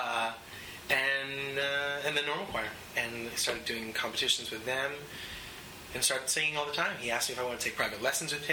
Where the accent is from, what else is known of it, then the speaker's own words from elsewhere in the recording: Vernon, New Jersey, United States; also born or lived in Los Angeles; now in New York, United States; I grew up in Vernon, New Jersey. It's a small town, almost upstate New York, right on the border of New York and New Jersey.